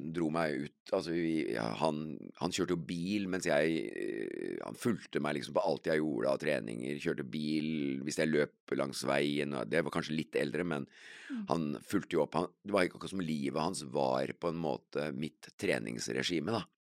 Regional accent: Kongsberg, Buskerud, Norway; jeg vokste jo opp på Heistadmoen

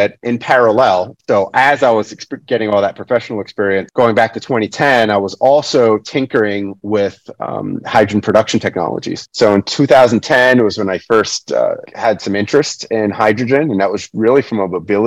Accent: New York City, New York, United States; now in Lancaster, United States; I was born and raised in New York City, found my way to rural Lancaster, Pennsylvania.

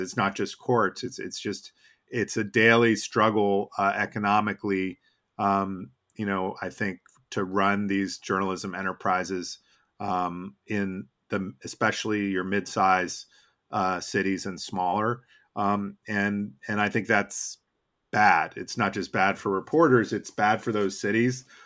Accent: Boston, Massachusetts, United States; now in Washington, United States; growing up in Boston

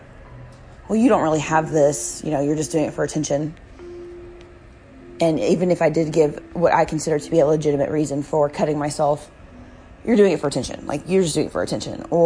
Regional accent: the South, United States; I'm from the South, okay, like, my family's from North Carolina and Virginia

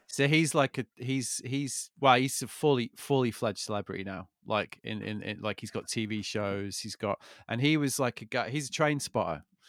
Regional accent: United Kingdom; I'm British

